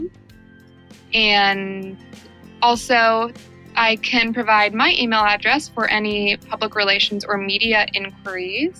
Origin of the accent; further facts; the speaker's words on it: United States; I'm actually American, but I'm first generation on my dad's side. He's Portuguese